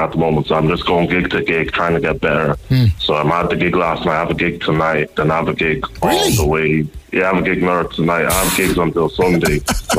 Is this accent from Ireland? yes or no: yes; Ireland; born or raised there; also born or lived in Nigeria